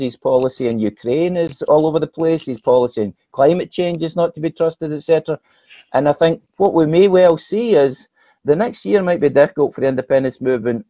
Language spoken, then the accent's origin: English; Motherwell, Scotland, United Kingdom; my hometown of Motherwell